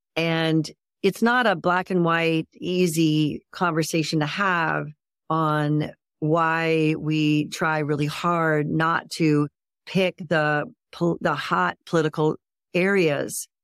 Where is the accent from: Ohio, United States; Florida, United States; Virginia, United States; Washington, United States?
Ohio, United States; I was raised in Ohio